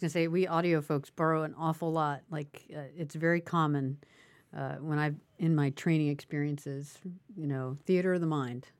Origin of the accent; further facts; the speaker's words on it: Clarksburg, West Virginia, United States; also born or lived in Northeast US, near New York / Charleston, West Virginia; I'm from West Virginia. I'm, I'm an Appalachian